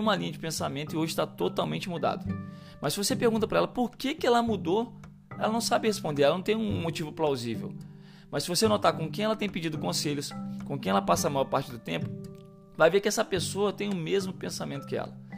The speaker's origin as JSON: {"language": "Portuguese", "region": "Rio de Janeiro", "country": "Brazil", "moved": "as an adult", "lives_now": "São Paulo, Brazil", "said": "aqui é RJ, irmão, falamos parça. E ponto. O ambiente mudou, mas a minha raiz não mudou."}